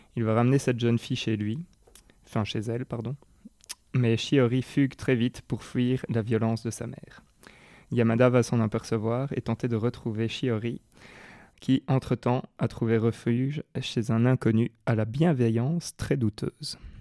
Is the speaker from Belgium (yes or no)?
yes; Belgium; chez nous en Belgique